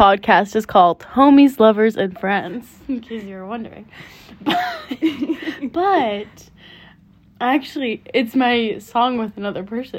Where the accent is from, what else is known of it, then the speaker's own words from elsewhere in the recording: San Francisco, California, United States; we're from San Francisco